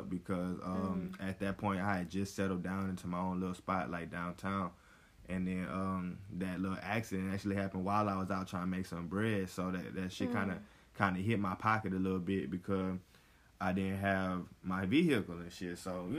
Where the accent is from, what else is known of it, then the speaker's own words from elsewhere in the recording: the South, United States; now in Los Angeles, United States; when I first came down here to L.A. Back in the summer of 2018, you know, it was a brand new spot. I'm from the South, you know what I'm saying? So coming out to the West Coast, not really knowing anybody